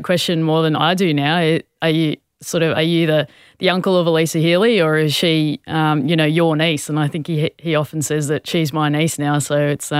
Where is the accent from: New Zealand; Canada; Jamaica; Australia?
Australia; Sydney, New South Wales; also born or lived in Queensland; I was born up there. We moved to Sydney when I was seven, and we've lived here ever since. So whilst I'm a Queenslander, deep, deep down, I've played all my sport for New South Wales, and I'm a New South Walesman through and through.